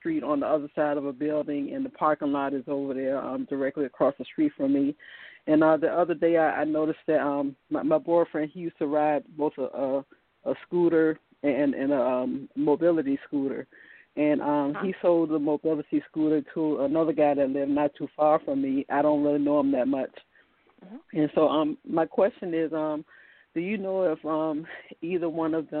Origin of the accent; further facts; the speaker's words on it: Virginia, United States; I'm from Virginia